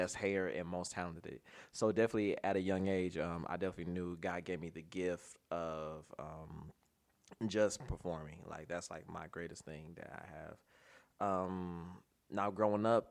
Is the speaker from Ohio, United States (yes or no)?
yes; Cleveland, Ohio, United States; Born and raised in Cleveland, Ohio